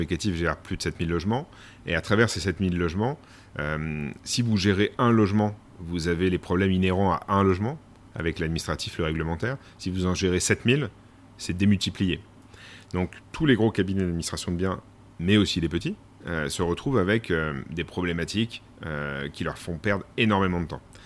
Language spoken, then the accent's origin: French; Domont, Île-de-France, France; moved away; also born or lived in Les Sables-d'Olonne area, western France; je suis né en région parisienne, dans le Val d'Oise, à Daumont exactement